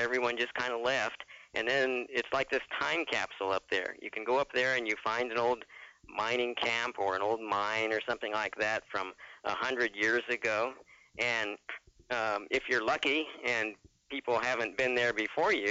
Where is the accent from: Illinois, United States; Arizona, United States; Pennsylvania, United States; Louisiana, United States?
Arizona, United States; Phoenix; I'm from Arizona, Phoenix area